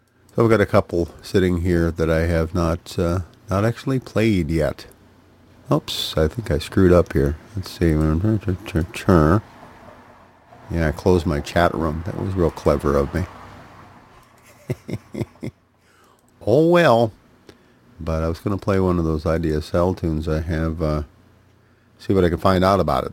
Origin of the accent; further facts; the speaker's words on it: Duluth, Minnesota, United States; Duluth, Minnesota, my hometown, out on the edge of Lake Superior